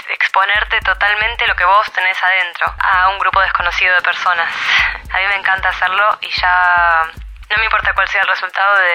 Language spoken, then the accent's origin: Spanish; Buenos Aires, Argentina; now in Berlin, Germany; Soy de Buenos Aires, vivo en Berlín.